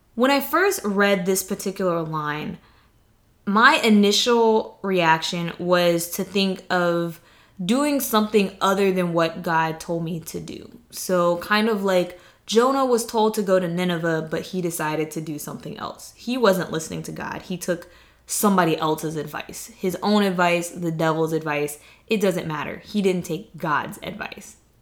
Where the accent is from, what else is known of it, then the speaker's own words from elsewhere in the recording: the South, United States; I'm from the South, like, that's how I was raised